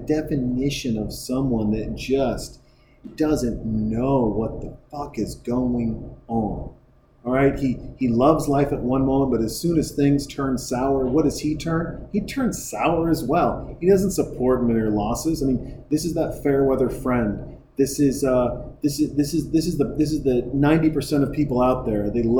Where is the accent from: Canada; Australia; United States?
Canada; she will sometimes ask me, she's like, I'm sorry, am I talking to a real Canadian? I'm like, that's my accent.